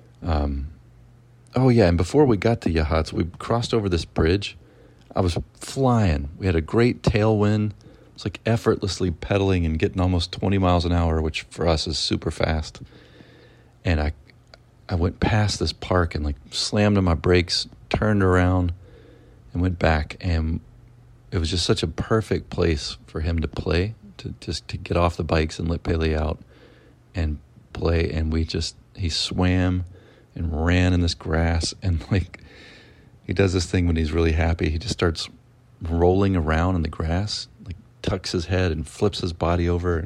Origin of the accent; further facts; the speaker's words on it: Mississippi, United States; I'm from Mississippi